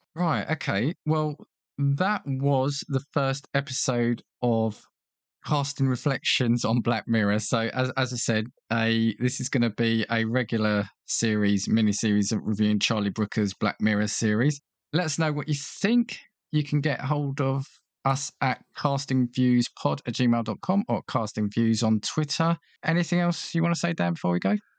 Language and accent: English; United Kingdom; as a British viewer